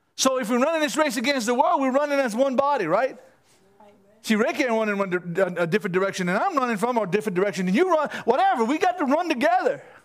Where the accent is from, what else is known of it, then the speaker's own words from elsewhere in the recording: Cajun, Louisiana, United States; I'm only Cajun